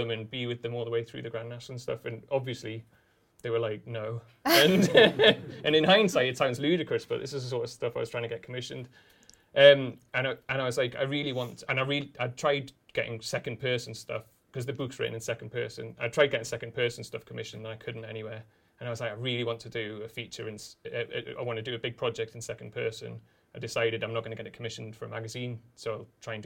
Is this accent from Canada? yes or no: no; Newcastle upon Tyne, North East England, United Kingdom; moved away as an adult; also born or lived in London; I'm the Northern guy, I'm the guy from Newcastle